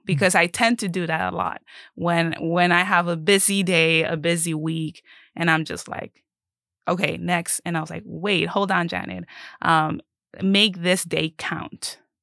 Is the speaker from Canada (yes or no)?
no; Mexico; now in Keene, United States; I am originally Mexican, but I live in the area of Keene